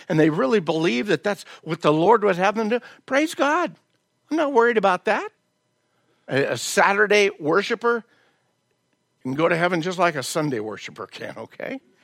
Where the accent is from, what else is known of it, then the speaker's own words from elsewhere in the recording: the South, United States; moved away; I was raised in the South